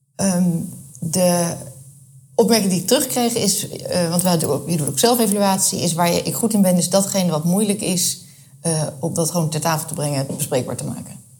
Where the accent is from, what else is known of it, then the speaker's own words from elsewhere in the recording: Rotterdam, South Holland, Netherlands; now in The Hague, Netherlands; Ik ben eh, opgegroeid in eh, Rotterdam